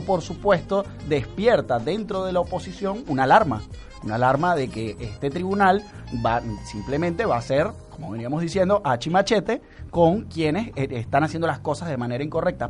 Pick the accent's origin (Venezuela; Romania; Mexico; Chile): Venezuela; moved away; nuestro país